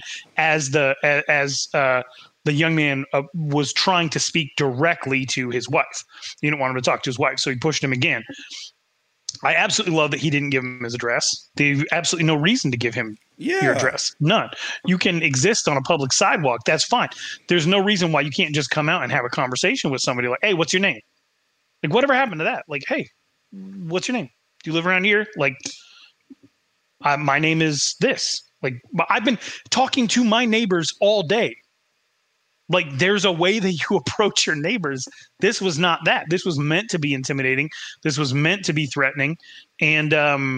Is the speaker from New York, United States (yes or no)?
no; northern Wyoming, United States; moved away; my hometown where there is not a lot of crime, it's a 15,000 person town in northern Wyoming